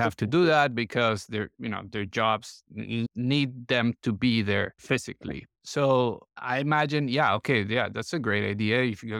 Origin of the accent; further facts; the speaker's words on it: Colombia; English is a second language; look, I'm from Colombia originally.